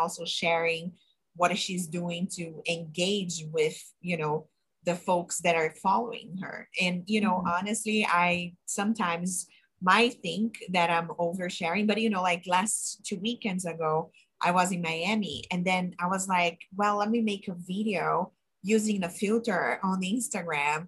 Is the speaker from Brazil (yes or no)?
yes; Brazil; English is a second language; moved away as an adult; I'm from Brazil, I immigrated here by myself